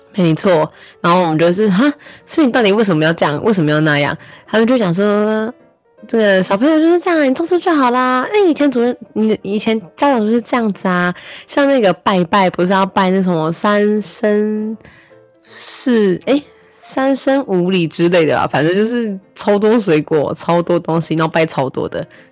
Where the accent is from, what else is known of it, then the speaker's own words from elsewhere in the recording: Hualien, Hualien County, Taiwan; moved away; 我每年回过年回花莲啊